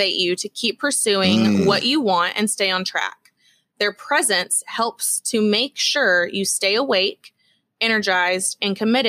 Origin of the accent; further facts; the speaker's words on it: Texas, United States; we're Texan